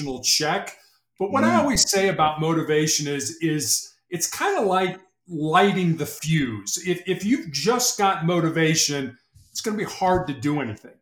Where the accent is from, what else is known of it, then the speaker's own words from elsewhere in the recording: Chicago, Illinois, United States; I was born and raised in Chicago, the third largest city in the United States.